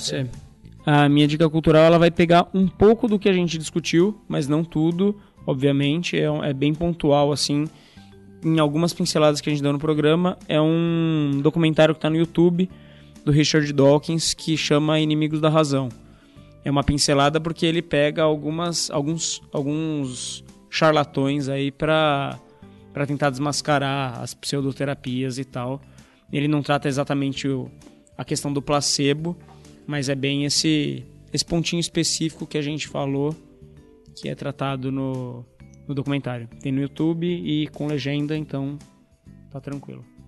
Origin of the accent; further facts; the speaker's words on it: São Paulo, Brazil; accent: paulistanês; meu paulistanês